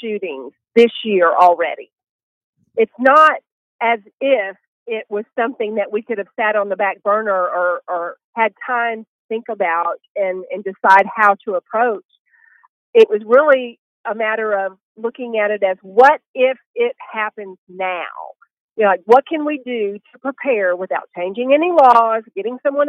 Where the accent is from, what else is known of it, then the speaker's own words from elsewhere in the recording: Texas, United States; I'm a Texan